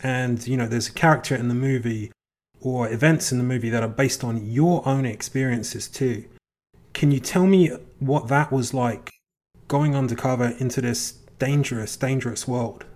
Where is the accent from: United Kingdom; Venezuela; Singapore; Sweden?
United Kingdom; England; I'm from England. When I was a kid growing up, there was this particular very famous D J